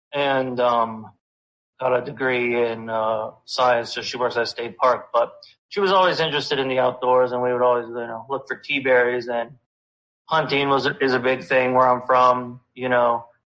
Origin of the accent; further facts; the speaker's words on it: Pennsylvania, United States; Northeastern Pennsylvania.